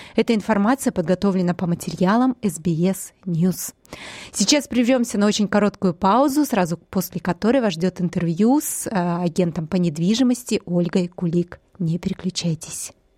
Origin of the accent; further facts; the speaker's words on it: Siberia, Russia; now in Sydney, Australia; как для иммигранта из страны, где сезоны очень четко разделяются, их четыре, а я из Сибири